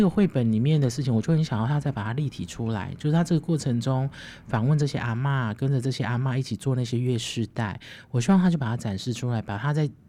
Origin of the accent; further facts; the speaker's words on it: Chiayi, Taiwan; 我是嘉义人